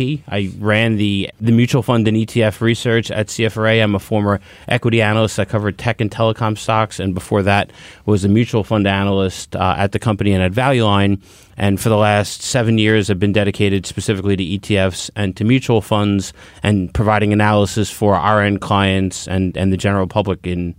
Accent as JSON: {"language": "English", "region": "New York", "country": "United States", "said": "I'm a New Yorker."}